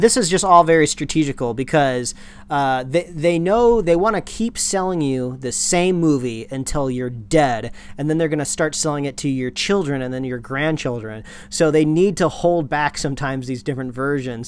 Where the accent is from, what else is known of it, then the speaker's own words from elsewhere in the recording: Midwest, United States; now in West Coast, United States; All the WalMarts that I grew up with back in the Midwest